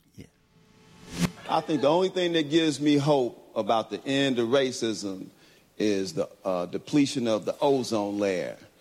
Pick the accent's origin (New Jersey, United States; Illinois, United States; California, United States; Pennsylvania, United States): Illinois, United States; Chicago; I grew up in Chicago